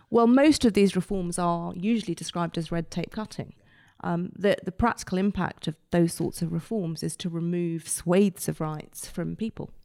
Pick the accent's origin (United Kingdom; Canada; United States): United Kingdom; our input as British lawyers, um, as British judges